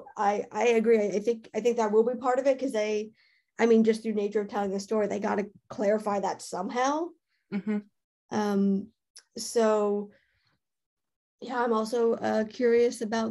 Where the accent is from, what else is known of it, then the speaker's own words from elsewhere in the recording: Canada; I'm Canadian